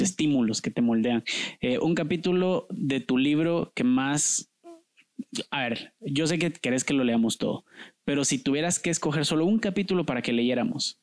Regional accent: Guatemala; yo sí me siento guatemalteco

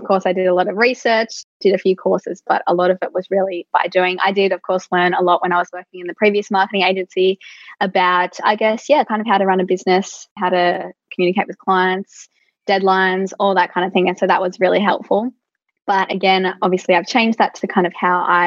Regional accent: Central Coast, New South Wales, Australia; I'm from the Central Coast, and usually for, you know, great jobs, we do have to commute to Sydney.

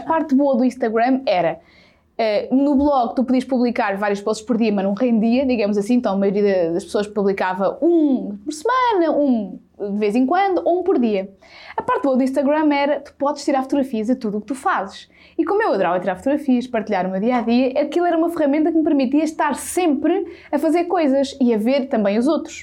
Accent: Sátão, Centro, Portugal; eu sou do Sátão, que é uma terrinha, um conselho a mais ou menos 18, 19 km de Viseu. Portanto, eu não nasci na cidade e sou zero da cidade

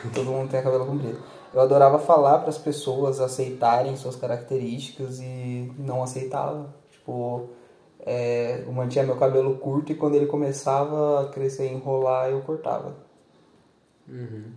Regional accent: Brazil; Eu ainda sou brasileiro, eu vou ser brasileiro

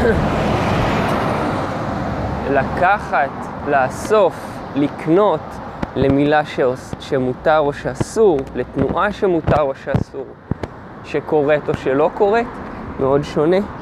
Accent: Israel; גדלתי בקיבוץ

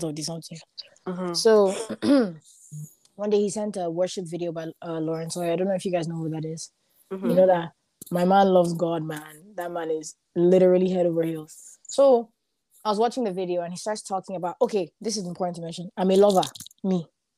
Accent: Dublin, Leinster, Ireland; moved away; also born or lived in Limerick; I'm from Dublin. Dublin is the capital city, and that's where all my friends are, everybody that I know.

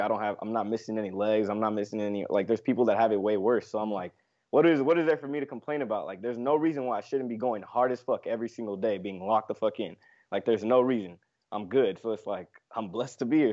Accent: Los Angeles, California, United States; I'm from L A, born and raised here in L A, Los Angeles, California, the West Coast.

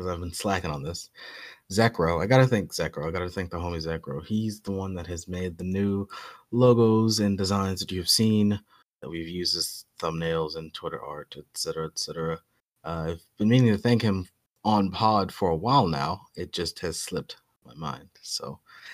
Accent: New York, United States; as a New Yorker

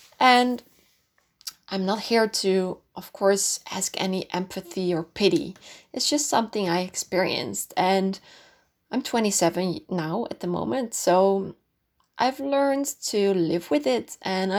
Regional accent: North Holland, Netherlands; English is a second language; I'm originally from Holland. I grew up in a town quite close to Amsterdam.

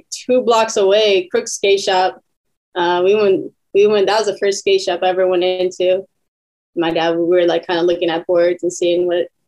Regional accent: Riverside, California, United States; I was born in Riverside

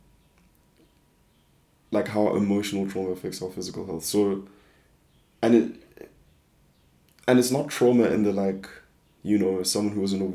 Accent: South Africa; I'm just a South African kid

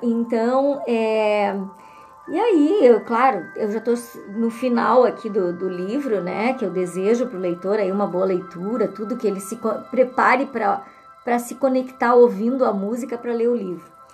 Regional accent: Alegrete, Rio Grande do Sul, Brazil; a minha terra natal, que é Alegrete

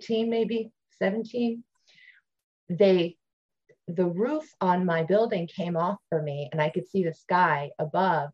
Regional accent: Ohio, United States; moved away; I grew up in Ohio

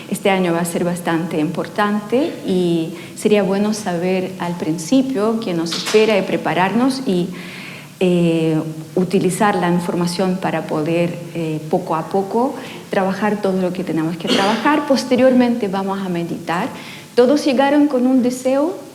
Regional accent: Ukraine; Spanish is a second language; now in Chile; eh, vine de Ucrania hace 20 años con la familia completa, así que durante 20 años ya me convertí casi en una chilena, aunque sigo hablando a veces no muy bien y a veces aparece el acento bastante fuerte.

